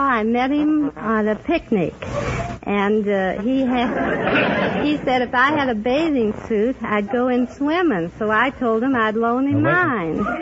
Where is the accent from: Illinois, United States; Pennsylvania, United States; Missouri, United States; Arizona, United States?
Missouri, United States; St. Louis; I'm from St. Louis, Missouri, about 10 minutes ride from the river on the streetcar.